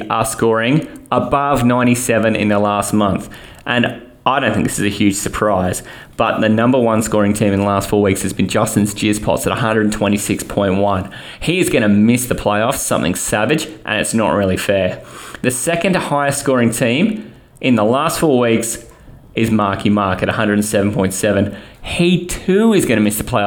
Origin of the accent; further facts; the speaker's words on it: Australia; being Aussie